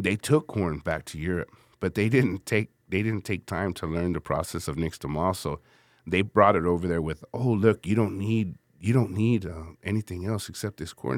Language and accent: English; San Antonio, Texas, United States; Born and raised on the southeast side of San Antonio